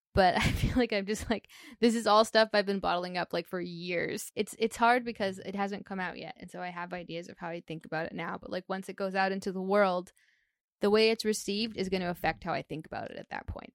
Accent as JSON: {"language": "English", "country": "Canada", "said": "being a Canadian artist"}